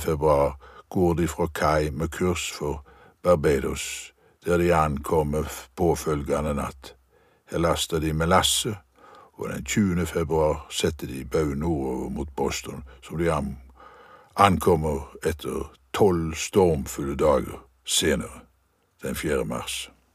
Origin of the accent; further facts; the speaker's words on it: Visnes, Rogaland, Norway; huset jeg vokste opp i på Visnes